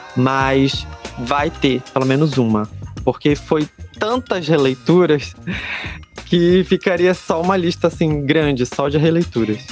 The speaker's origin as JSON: {"language": "Portuguese", "town": "Belém", "region": "Pará", "country": "Brazil", "accent": "chiado, nortista", "said": "sou de Belém do Pará"}